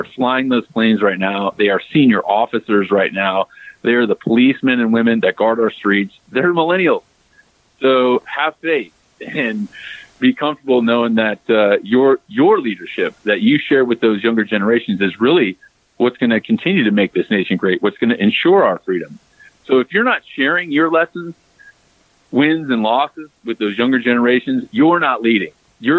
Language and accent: English; United States; And just like you, I am unapologetically American, John. I make no bones about that.